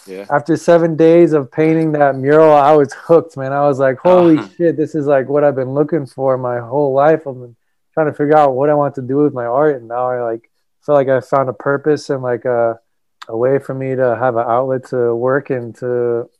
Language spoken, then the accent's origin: English; New Hampshire, United States; I grew up in New Hampshire